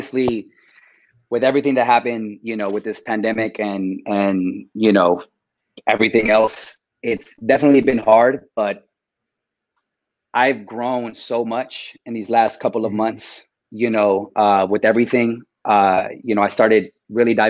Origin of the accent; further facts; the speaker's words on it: Corona, California, United States; I grew up in Corona, California, in the Inland Empire